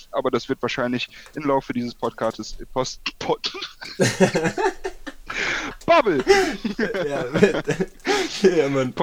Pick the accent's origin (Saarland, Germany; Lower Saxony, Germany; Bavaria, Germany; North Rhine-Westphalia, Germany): North Rhine-Westphalia, Germany; Aachen; born there; now in Aschaffenburg, Germany; ja, gebürtiger Aachener. Äh, Aschaffenburg ist nicer, als man denkt. Also ich bin da irgendwie gezwungenermaßen hingegangen ähm, für mein Studium.